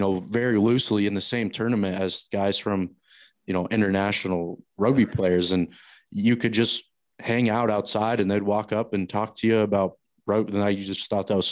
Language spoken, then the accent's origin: English; Denver, Colorado, United States; I'm from the Denver area. I went to Wheat Ridge.